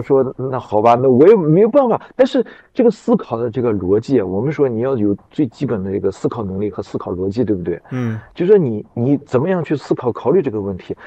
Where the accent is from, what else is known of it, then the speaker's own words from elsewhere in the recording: Xinjiang, China; 我是新疆人